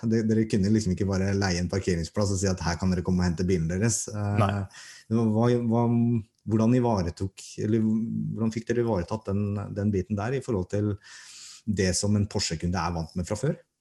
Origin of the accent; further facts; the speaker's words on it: Norway; Vi er nordmenn